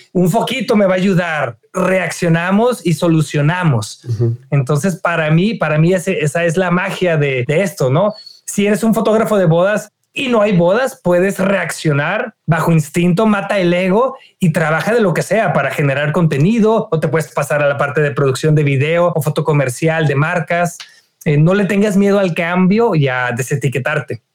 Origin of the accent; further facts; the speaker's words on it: Reynosa, Tamaulipas, Mexico; yo soy de, de Reynosa